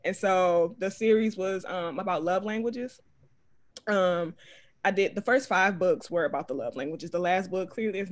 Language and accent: English; Detroit, Michigan, United States; also born or lived in Philadelphia; I'm from Philadelphia, but I was raised in Detroit. So I just say I'm from Detroit most of the time.